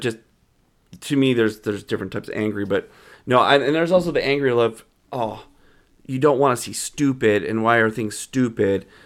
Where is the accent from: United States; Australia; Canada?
Canada; Calgary, Alberta; I grew up in Calgary